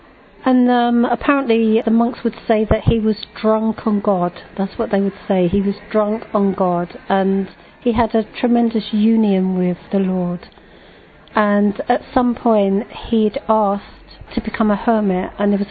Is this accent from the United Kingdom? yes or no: yes; London, United Kingdom; I come from Eltham in London